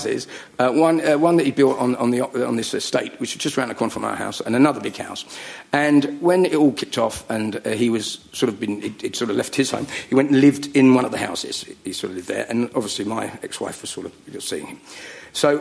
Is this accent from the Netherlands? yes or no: no; United Kingdom; now in Surrey, United Kingdom; I'm not from North London, no. I'm from Middlesex or Surrey. I live in Surrey.